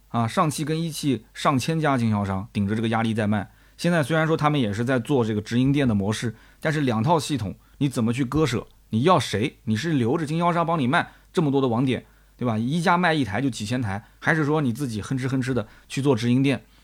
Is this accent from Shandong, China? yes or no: no; Nanjing, Jiangsu, China; 作为南京人来讲啊